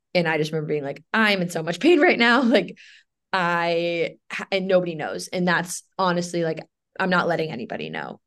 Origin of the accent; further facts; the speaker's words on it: New York City, New York, United States; moved away as an adult; also born or lived in Williamsburg, Virginia; now in New Jersey, United States; growing up in New York is really interesting